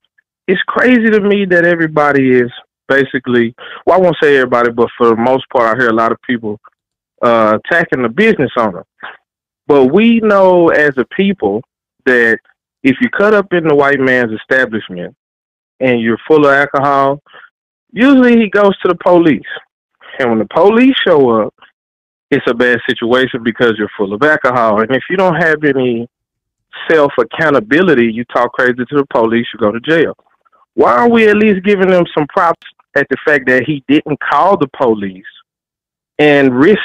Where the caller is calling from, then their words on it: Dallas, Texas, United States; Calling Dallas, Texas, man.